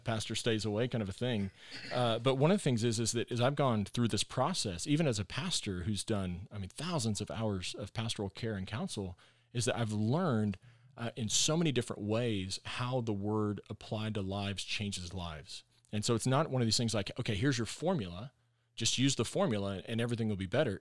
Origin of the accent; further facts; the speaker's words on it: Texas, United States; moved away as an adult; also born or lived in Arkansas / Northwest Arkansas; I am a Texan